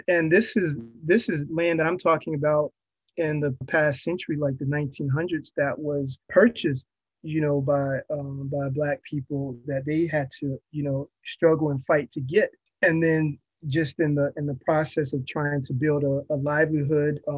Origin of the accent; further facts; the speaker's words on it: Hampton, Virginia, United States; growing up in Hampton